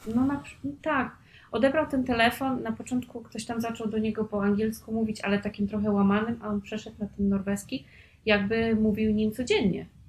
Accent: Poland; nie jestem z dużego, z dużej miejscowości, jestem z małej gminy

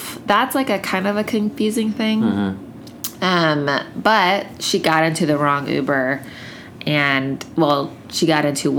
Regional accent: Columbia, South Carolina, United States; So this is in my hometown of Columbia, South Carolina.

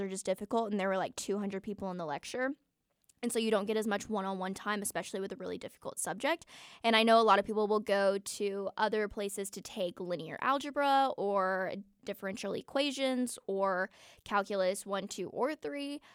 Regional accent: Atlanta, Georgia, United States; moved away as an adult; now in Auburn, United States; I'm from Atlanta

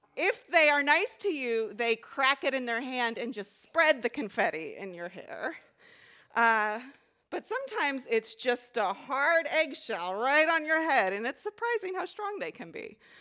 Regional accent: Texas, United States; moved away as an adult; also born or lived in Chicago; I grew up in Texas

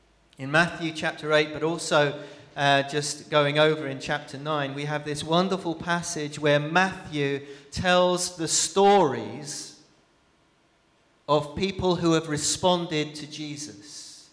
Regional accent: Brazil; But I remember growing up in Brazil, I remember my dad telling me stories of going into leper colonies.

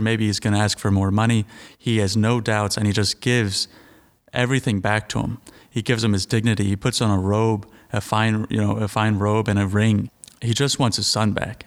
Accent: Royersford, Pennsylvania, United States; I'm from Sacred Heart in Royersford.

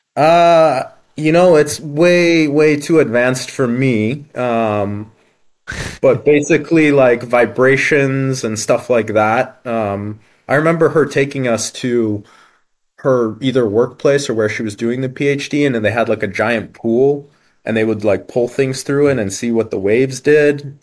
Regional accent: Halifax, Nova Scotia, Canada; also born or lived in Ukraine; So I was born in Ukraine originally. Yeah, born in Ukraine, and then mm. my parents moved to Canada um, with very little money and uh, yeah, made a new start basically. I think I was about three years old and we moved to the east coast of Canada, um, Halifax, Nova Scotia

